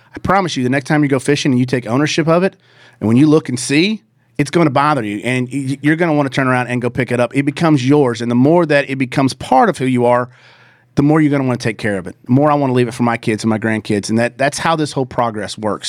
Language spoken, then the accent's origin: English; the South, United States; I grew up in The South